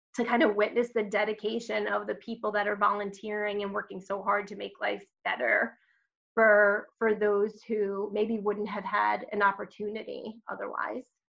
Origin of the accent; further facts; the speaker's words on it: Long Island, New York, United States; so I am a native New Yorker. Uh, grew up on Long Island